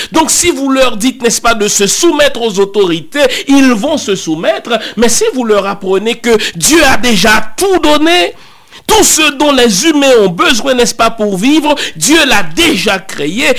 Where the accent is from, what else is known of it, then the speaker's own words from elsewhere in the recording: Haiti; chez nous, chez moi en Haïti